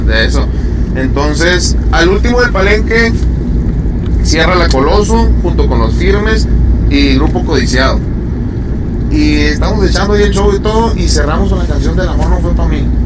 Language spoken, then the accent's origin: Spanish; Sonora, Mexico; also born or lived in Ciudad Juárez, Chihuahua; Yo soy de Ciudad Juárez, pero me crié, me ah, crié allá en Sonora siempre. Desde los 12 años allá me crié